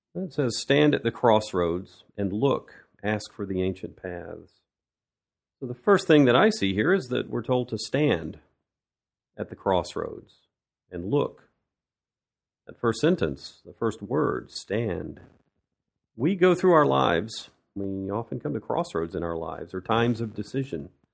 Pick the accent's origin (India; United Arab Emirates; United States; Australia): United States; moved away as an adult; now in Russia; I'm an American who's lived in Russia for many years